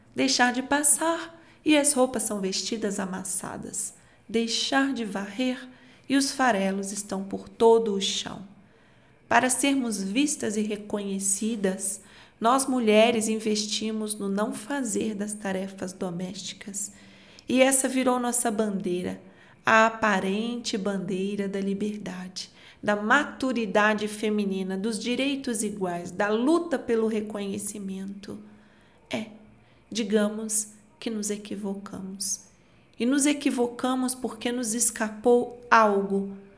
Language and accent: Portuguese; Minas Gerais, Brazil; Eu, como uma boa mineira